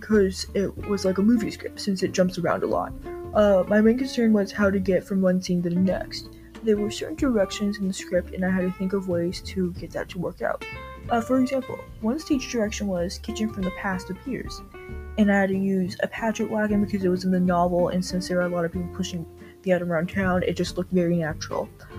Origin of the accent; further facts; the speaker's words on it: Wisconsin, United States; When I was 18 years old, I went to the university in my home state of Wisconsin, where I had my first theater class.